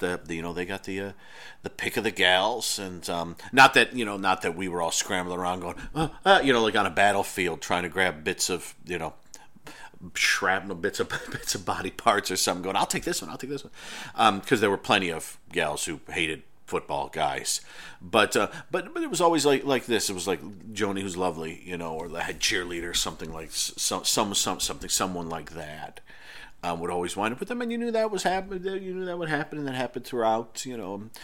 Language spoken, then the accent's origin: English; Irondequoit, New York, United States; I grew up outside of Rochester, New York, which is not a huge city, but is, is a city. Um, but I grew up in Arundecoyt